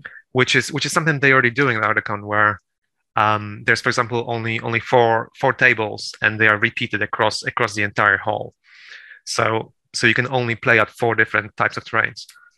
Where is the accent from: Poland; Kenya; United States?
Poland; also born or lived in United Kingdom; Well, no, I'm Polish, actually. I'm well. So.